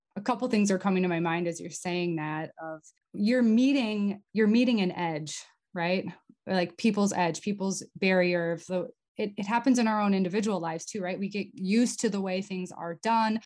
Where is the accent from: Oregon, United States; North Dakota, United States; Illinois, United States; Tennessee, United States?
North Dakota, United States; moved away as an adult; also born or lived in Middle East / Europe; so I grew up in North Dakota, west of Fargo, like 100 miles